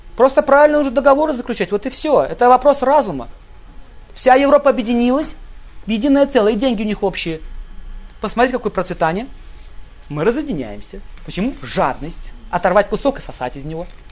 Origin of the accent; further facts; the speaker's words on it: Russia; мы родились в России